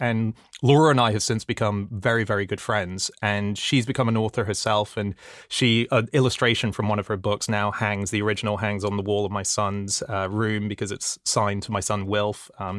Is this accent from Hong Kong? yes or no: yes; Hong Kong; I grew up in Hong Kong, which was a very bizarre place to grow up in.